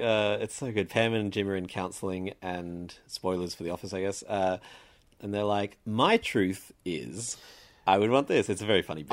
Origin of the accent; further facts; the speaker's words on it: Sydney, New South Wales, Australia; I grew up in Sydney